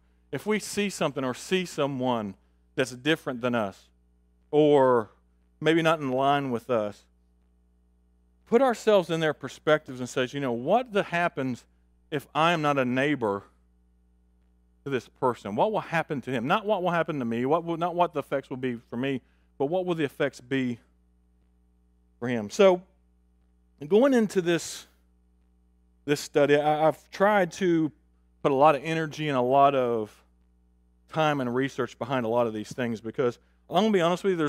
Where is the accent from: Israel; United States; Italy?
United States; Augusta, Georgia; I talked about my personal experience last week of growing up in Augusta on the street that we grew up on.